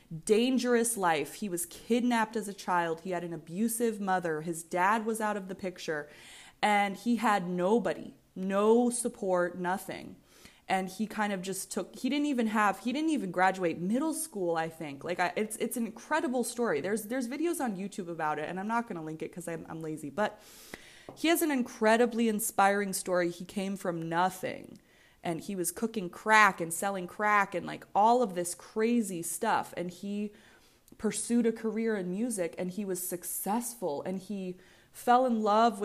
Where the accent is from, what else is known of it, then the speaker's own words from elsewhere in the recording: Virginia, United States; And I'm from Virginia.